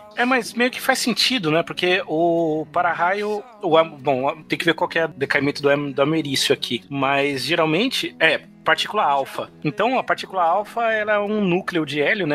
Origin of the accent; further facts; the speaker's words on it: São Paulo, Brazil; now in Natal, Brazil; como bom paulistano